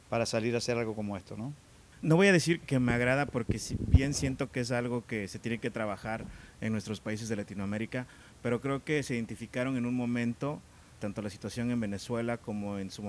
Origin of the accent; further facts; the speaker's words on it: Mexico; en el caso como mexicano, cruzar la frontera